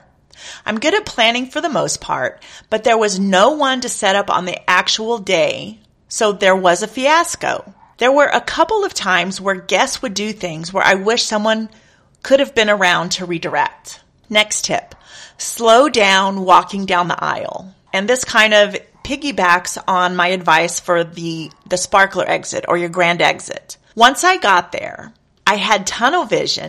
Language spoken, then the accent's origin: English; Texas, United States; I am from Texas